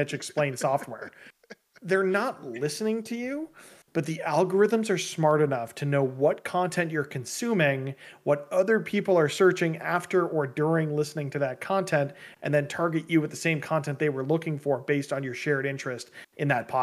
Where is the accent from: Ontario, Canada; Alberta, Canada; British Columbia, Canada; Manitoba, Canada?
Ontario, Canada; Toronto; I'm from Toronto. I'm in Toronto.